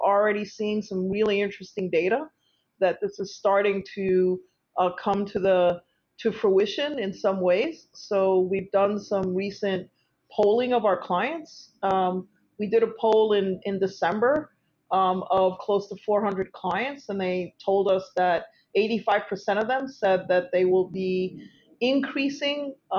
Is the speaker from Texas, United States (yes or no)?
no; New York, United States; And just for the record, I'm the New Yorker side of the equation